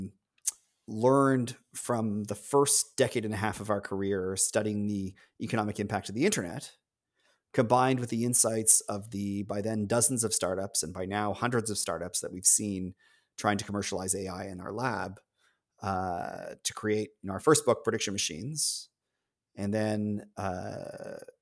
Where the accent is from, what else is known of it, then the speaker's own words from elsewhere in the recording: Toronto, Ontario, Canada; also born or lived in Chicago; I grew up in Toronto.